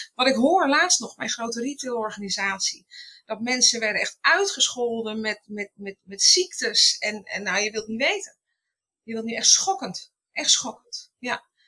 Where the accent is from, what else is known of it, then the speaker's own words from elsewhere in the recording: Utrecht, Netherlands; now in Sneek, Netherlands; geboren in Utrecht